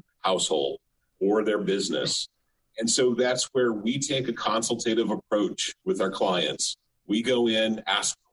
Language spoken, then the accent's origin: English; the panhandle of Florida, United States; I was born and raised in the panhandle of Florida. I've lived in six different cities across the state